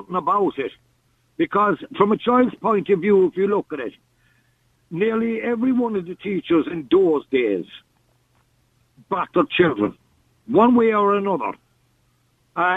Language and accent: English; Tralee, Munster, Ireland; I used to go to the school in Tralee